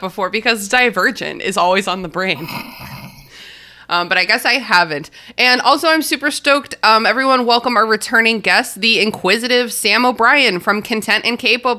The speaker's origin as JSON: {"language": "English", "country": "Australia", "said": "particularly considering Rupert Murdoch's as an Australian, our best export."}